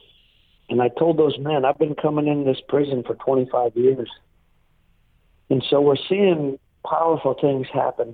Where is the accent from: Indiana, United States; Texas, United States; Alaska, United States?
Alaska, United States; Tanana; now in Fairbanks, United States; I grew up in a small village called Tanana, Alaska.